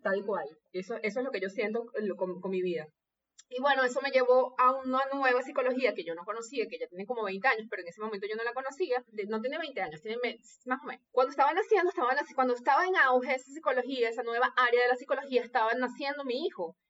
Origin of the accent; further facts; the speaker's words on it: Venezuela; obediente venezolana